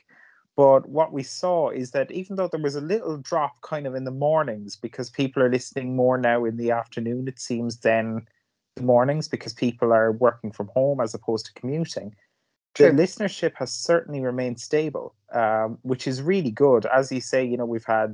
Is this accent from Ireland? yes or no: yes; Cork, Munster, Ireland; I'm from Cork